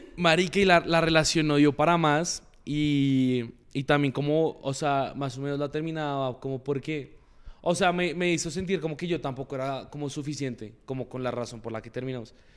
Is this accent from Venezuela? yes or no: no; Moniquirá, Boyacá, Colombia; now in Bogotá, Colombia; yo nací en Bogotá, pero de chiquito me tocó vivir un buen tiempo en Moniquirá, Boyacá. Entonces yo... toda mi familia es de allá.